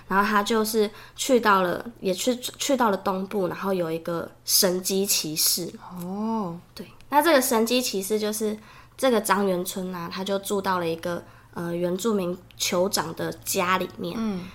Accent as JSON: {"language": "Chinese", "country": "Germany", "moved": "yes", "lives_now": "Taiwan", "said": "然后我是德国人"}